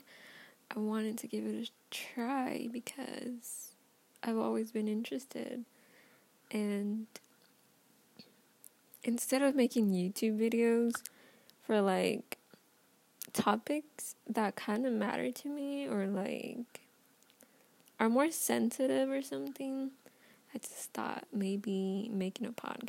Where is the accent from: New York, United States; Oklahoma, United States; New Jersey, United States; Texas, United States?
Texas, United States; I'm from Texas